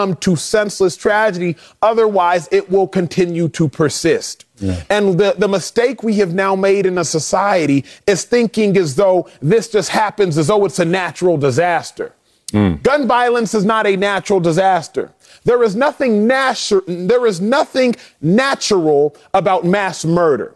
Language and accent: English; Texas, United States; born and raised in Texas